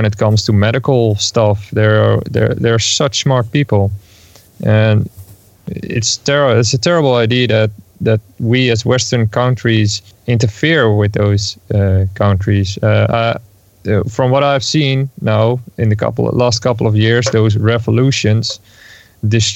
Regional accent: Netherlands; I'm from the Netherlands.

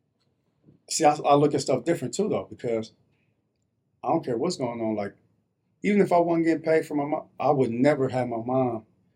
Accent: Denver, Colorado, United States; also born or lived in New Jersey; I was born in New Jersey, but moved to Denver when I was about 6, 7

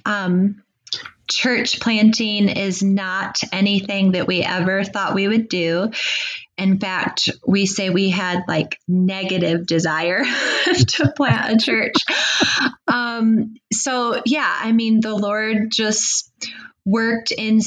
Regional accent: South Bend, Indiana, United States; I'm from South Bend, Indiana, which is not too far from Goshen

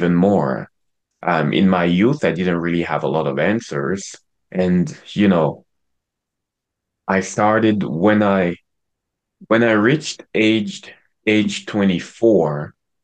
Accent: Cameroon; I was born and raised in Cameroon.

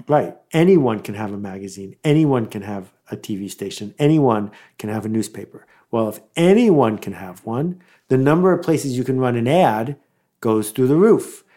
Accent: Buffalo, New York, United States; growing up in Buffalo, in the nineteen seventies

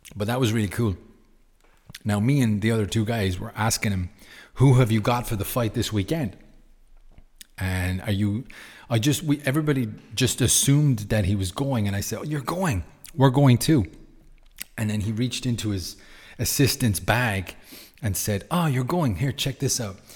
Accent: Ireland; I'm Irish.

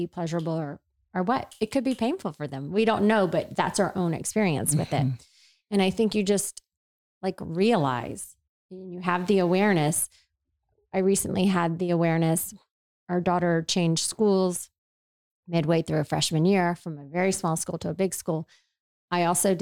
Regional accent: the South, United States; I grew up in the South where no one played hockey

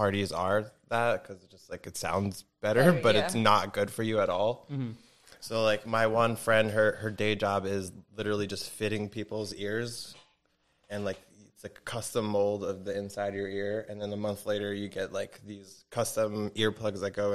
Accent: New Jersey, United States; moved away as an adult; also born or lived in Bergen County, New Jersey; now in Philadelphia, United States; I was born in Bergen, which is closer to New York, and then moved to Morris, which is, like, closer to PA

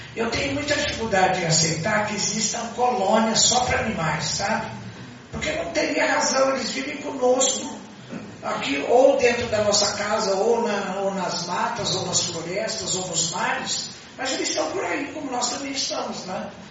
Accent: Itobi, São Paulo, Brazil; born or raised there; moved away

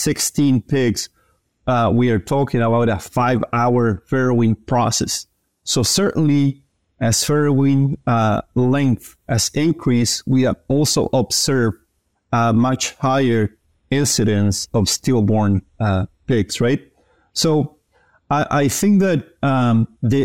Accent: Chile; moved away as an adult; also born or lived in Kansas, United States; I am originally from Chile, where I received undergrad training in ag science

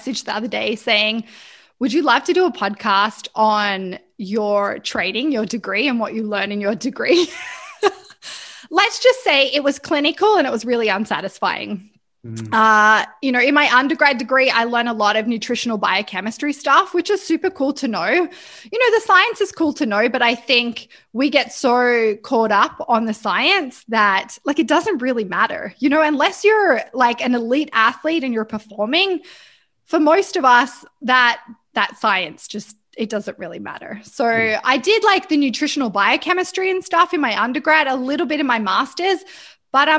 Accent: Australia; now in Vancouver, Canada; I live in Vancouver, but I am Australian.

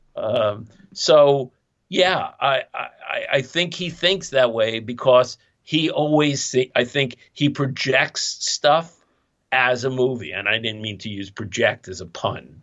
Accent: New York City, New York, United States; I'm some schmuck from Coney Island in Brooklyn

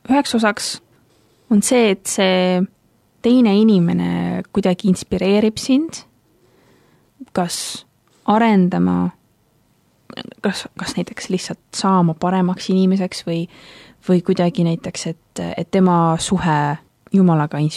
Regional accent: Tallinn, Harju County, Estonia; now in Tartu, Estonia; ma muidu olen pärit Tallinnast, aga praegu õpin siis ülikoolis õpin äh, ajalugu ja arheoloogiat täpsemalt ning äh, pean Tartut enda koduks hetkel

